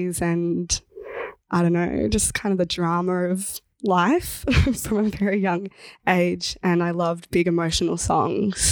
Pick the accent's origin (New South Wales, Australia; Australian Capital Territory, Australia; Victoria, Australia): Victoria, Australia; Horsham; moved away as an adult; now in Melbourne, Australia; I'm from Watchabullock Country in Western Victoria in a town called Horsham